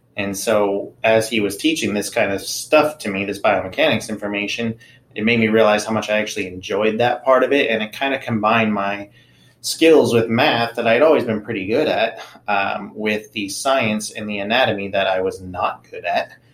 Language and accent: English; Anaheim, California, United States; moved away as an adult; also born or lived in Tennessee; growing up in Anaheim, where I did, was a pretty diverse neighborhood.